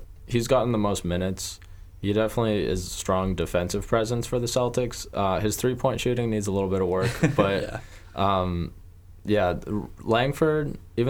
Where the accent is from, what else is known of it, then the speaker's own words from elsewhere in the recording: Croatia; He's a Croatian soccer player, so I'd put him at the top because I'm from Croatia.